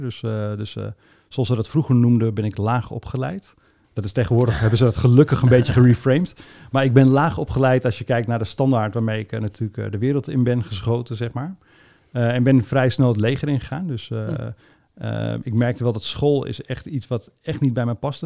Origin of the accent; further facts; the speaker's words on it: Almere, Flevoland, Netherlands; ik ben opgegroeid in Almere